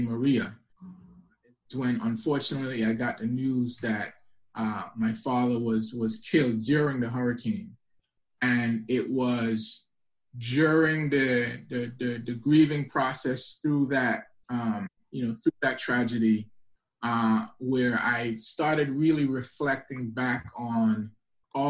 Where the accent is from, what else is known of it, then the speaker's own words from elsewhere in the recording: U.S. Virgin Islands; moved away; also born or lived in Antigua; Eastern Caribbean island called Antigua and raised in St. Thomas, U.S. Virgin Islands.